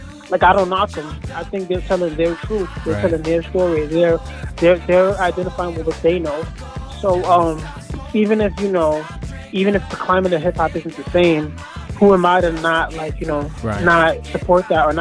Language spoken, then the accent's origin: English; New York City, New York, United States; I grew up in Bed-Stuy, Brooklyn